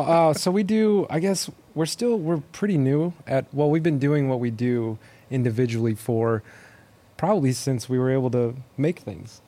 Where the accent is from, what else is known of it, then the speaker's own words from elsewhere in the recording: Minnesota, United States; now in Houston, United States; I grew up in Minnesota, um, way up north, far from where we are right now in Houston, Texas